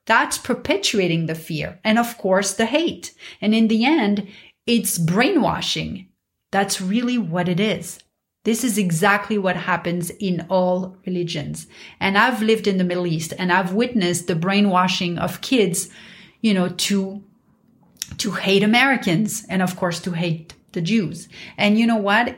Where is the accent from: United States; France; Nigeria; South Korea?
France; Paris, Île-de-France; growing up in Paris